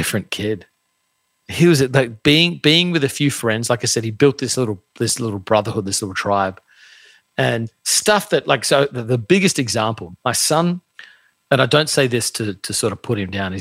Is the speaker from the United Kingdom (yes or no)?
no; Australia; now in United States; I grew up in Australia, very, very common to do a gap year